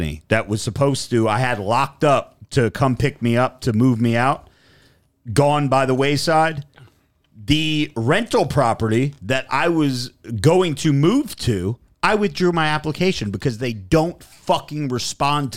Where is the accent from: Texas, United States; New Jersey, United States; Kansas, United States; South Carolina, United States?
New Jersey, United States; I'm from Jersey